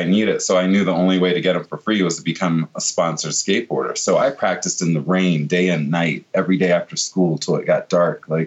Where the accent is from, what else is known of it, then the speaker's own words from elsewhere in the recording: Virginia Beach, Virginia, United States; I grew up in Virginia Beach in Norfolk, Virginia area